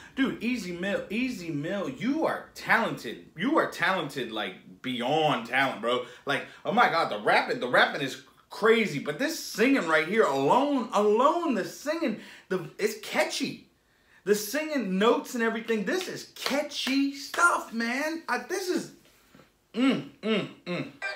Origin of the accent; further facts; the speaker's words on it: United States; I'm American